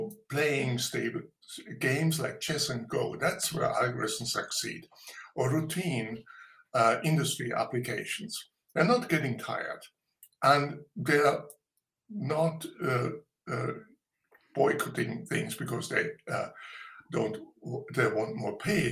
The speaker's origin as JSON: {"language": "English", "town": "Munich", "region": "Bavaria", "country": "Germany", "tie": "born or raised there", "said": "I was born in Bavaria, in a little town, and grew up in Munich."}